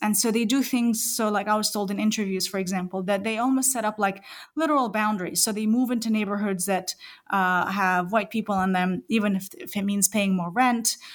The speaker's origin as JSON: {"language": "English", "country": "New Zealand", "said": "I am a New Zealander"}